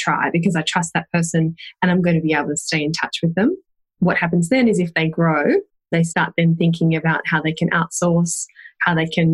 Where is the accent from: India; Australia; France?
Australia; now in Wellington, New Zealand; I'm an Australian hiding out in New Zealand